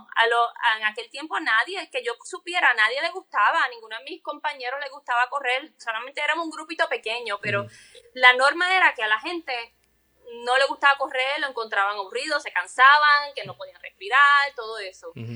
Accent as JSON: {"language": "Spanish", "town": "Carolina", "country": "Puerto Rico", "said": "yo soy de Carolina"}